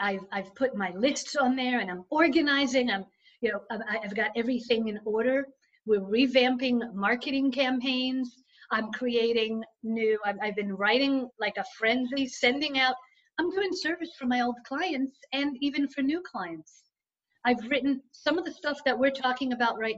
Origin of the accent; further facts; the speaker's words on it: Israel; moved away; growing up in Israel was the fact that I was put in an environment that I didn't know the language, I didn't know the customs